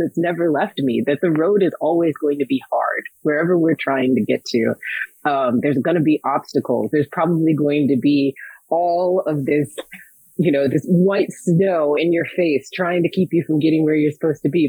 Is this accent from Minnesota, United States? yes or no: yes; Minnesota, United States; I was born in Minnesota